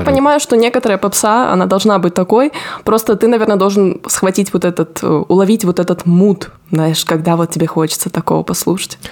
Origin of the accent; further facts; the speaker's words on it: Rostov Oblast, Russia; moved away; я из Ростовской области